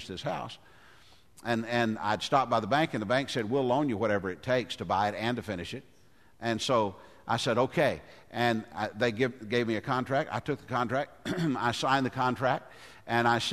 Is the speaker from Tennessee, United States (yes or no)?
yes; Goodlettsville, Tennessee, United States; I grew up in Goodlettsville